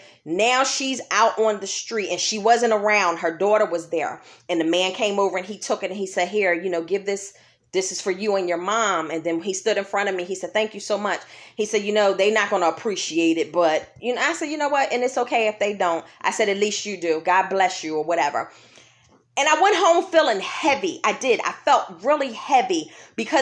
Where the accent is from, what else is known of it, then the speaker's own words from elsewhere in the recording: Philadelphia, Pennsylvania, United States; when I was a kid walking the streets of Germantown, Pennsylvania with her growing up in Philadelphia